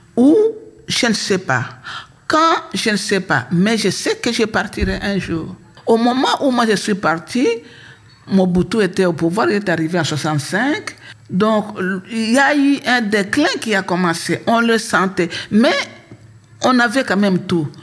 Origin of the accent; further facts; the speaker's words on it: Kinshasa, DR Congo; also born or lived in Fatondou; now in Belgium; papa a trouvé du travail à Kinshasa, papa est venu nous chercher à Fatondou.